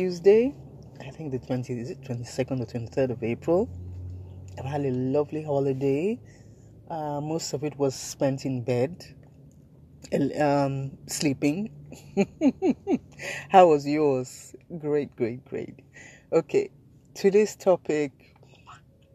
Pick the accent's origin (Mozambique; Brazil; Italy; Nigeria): Nigeria